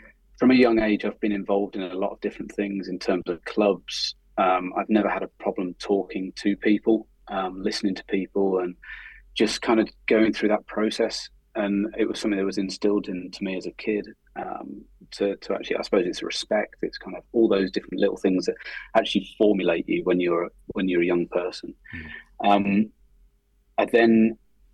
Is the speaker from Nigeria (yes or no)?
no; Oxford, South East England, United Kingdom; moved away; I was born in Oxford, and actually it was quite nice going back to the city kind of where I was born